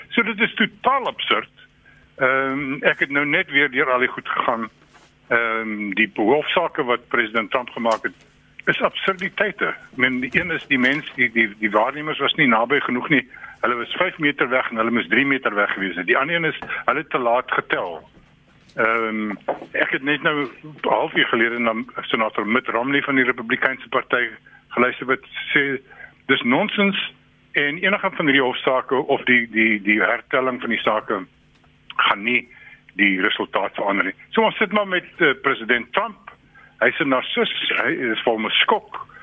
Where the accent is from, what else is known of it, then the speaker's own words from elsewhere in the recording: South Africa; 'n Suid-Afrikaner en 'n Afrikaan